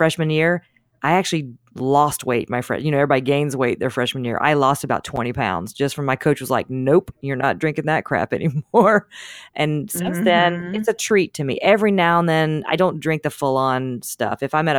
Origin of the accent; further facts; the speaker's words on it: Deep South, United States; I grew up in the Deep South. God, I was in the Deep South, so we had a lot of soda.